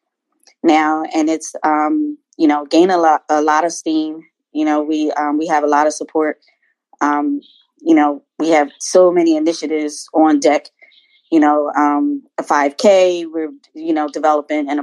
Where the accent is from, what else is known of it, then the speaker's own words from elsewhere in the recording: Philadelphia, Pennsylvania, United States; now in Maryland, United States; I'm from the Philadelphia area. I live in Maryland now